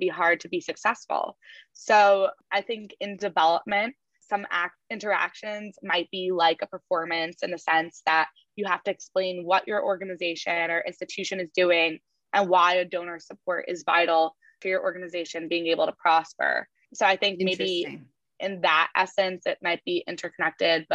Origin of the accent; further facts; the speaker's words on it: New York, United States; growing up in New York and being able to go to the hall and hear concerts